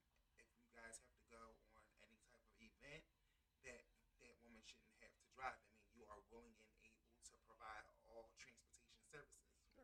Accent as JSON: {"language": "English", "town": "Philadelphia", "region": "Pennsylvania", "country": "United States", "tie": "born or raised there", "said": "I am from Philadelphia, Pennsylvania, uptown. Uptown? Uptown. I'm Mount Airy, born and raised."}